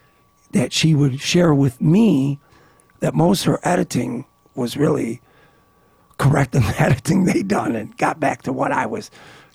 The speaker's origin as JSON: {"language": "English", "town": "Niagara Falls", "country": "United States", "tie": "born or raised there", "said": "growing up in Niagara Falls, like I said, the subject matter became part of my life as early as a 15-year-old attending high school basketball games."}